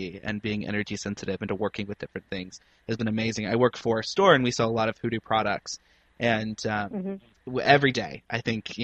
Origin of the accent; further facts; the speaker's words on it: Appalachia, Ohio, United States; now in California, United States; I'm from Ohio and from Appalachia. So, you know, we had powwow magic and, you know, kind of things like that. And that was the environment which I grew up